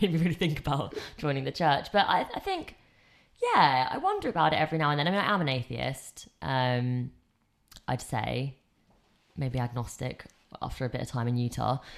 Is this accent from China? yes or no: no; England, United Kingdom; I grew up in England